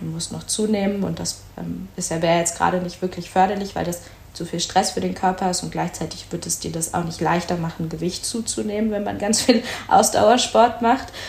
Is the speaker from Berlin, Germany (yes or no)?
yes; Berlin, Germany; moved away; ich komme eigentlich aus Berlin